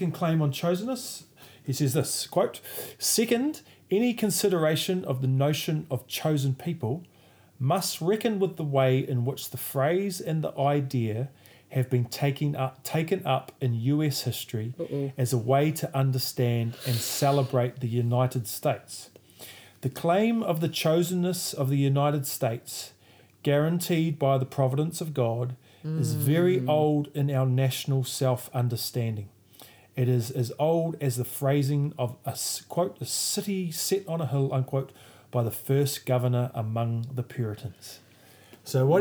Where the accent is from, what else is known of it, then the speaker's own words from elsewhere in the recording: New Zealand; as a Kiwi